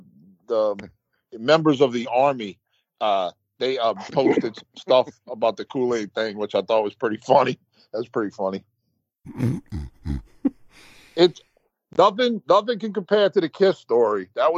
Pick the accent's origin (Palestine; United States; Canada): Palestine; West Bank; Because, I mean, I grew up on the West Bank, so I'm used to, you know, all that, you know.